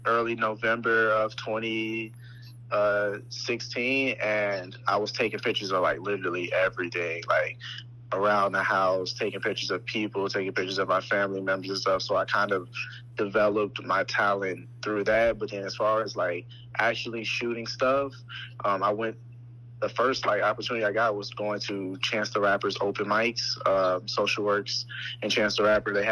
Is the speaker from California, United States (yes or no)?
no; Chicago, Illinois, United States; born and raised in Chicago, all 21 years of my life.